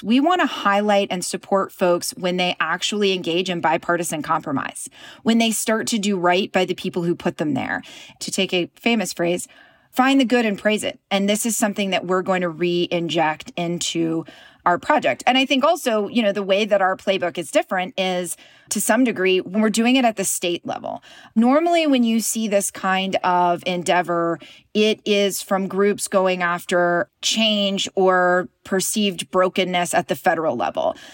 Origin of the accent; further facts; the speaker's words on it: Knoxville, Tennessee, United States; I was raised in a pretty conservative environment. I'm from East Tennessee. I'm from Knoxville.